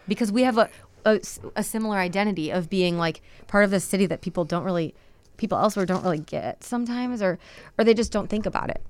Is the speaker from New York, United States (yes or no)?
no; Chicago, Illinois, United States; I'm from Chicago